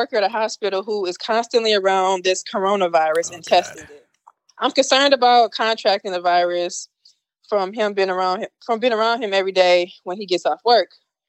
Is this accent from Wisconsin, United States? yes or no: yes; Milwaukee, Wisconsin, United States; I'm from Milwaukee, motherfucker.